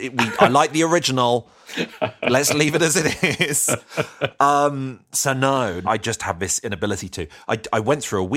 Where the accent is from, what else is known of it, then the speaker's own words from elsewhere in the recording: Croydon, London, United Kingdom; I was brought up in Croydon as well